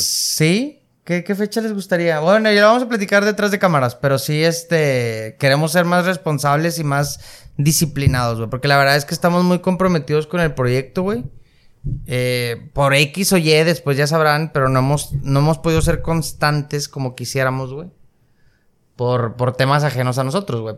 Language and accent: Spanish; Nuevo León, Mexico; estamos en una ciudad muy, muy privilegiada, muy avanzada